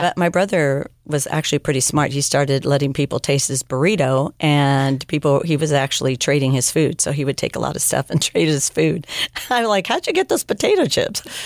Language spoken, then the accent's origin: English; United States; I wasn't American enough or I wasn't Mexican enough.